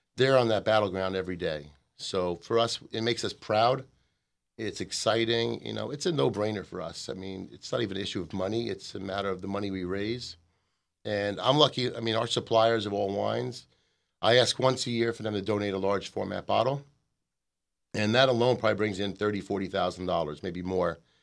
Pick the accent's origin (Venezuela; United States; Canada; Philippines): United States; as an American